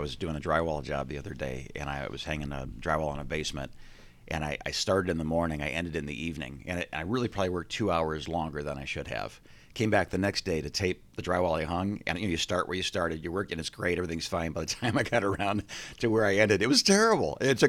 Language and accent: English; Midwest, United States; I'm from the Midwest.